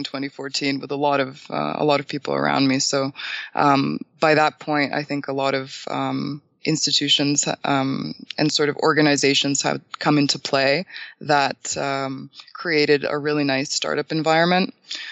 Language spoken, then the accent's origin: English; Canada; moved away as an adult; now in Bulgaria; I'm originally from Bulgaria, so my parents ended up immigrating to Canada in 2001, and I was 6. So I haven't been to a Bulgarian school at all, and I ended up being educated in Canada